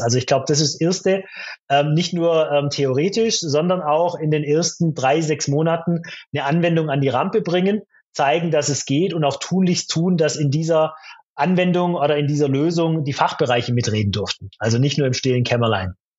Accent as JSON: {"language": "German", "area": "Stuttgart area", "region": "Baden-Württemberg", "country": "Germany", "said": "ich komme ja aus der Stuttgarter Gegend"}